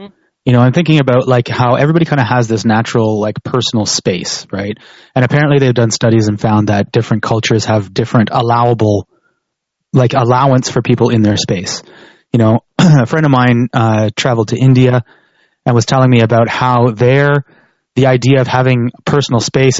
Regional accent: Canada; Whereas opposed to like someplace like where I grew up in Canada

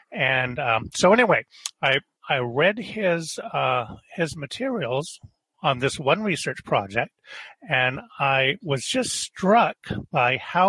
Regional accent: United States; I have a very strong biblical background because I grew up in America

